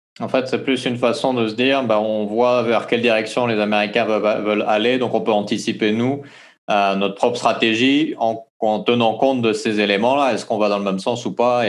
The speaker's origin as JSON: {"language": "French", "country": "French Polynesia", "said": "chez nous à Tahiti"}